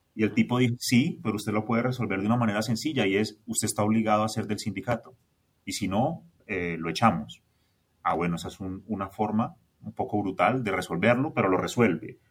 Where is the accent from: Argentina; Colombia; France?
Colombia; also born or lived in Bogotá; yo soy colombiano